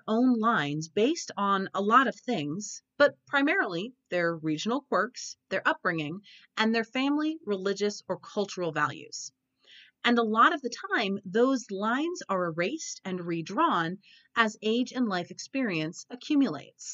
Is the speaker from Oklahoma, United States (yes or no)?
yes; Oklahoma, United States; I grew up in Oklahoma, a weird hybrid of the Midwest and the South.